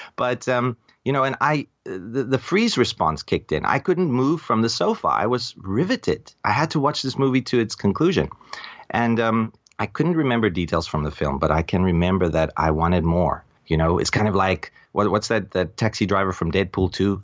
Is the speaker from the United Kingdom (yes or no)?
no; South Africa; now in Taipei, Taiwan; I'm from South Africa. I was born a South African, and I'm an expat now living in Taipei